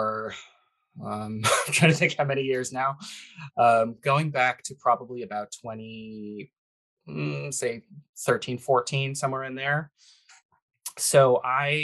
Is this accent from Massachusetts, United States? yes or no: yes; Boston, Massachusetts, United States; I grew up in Boston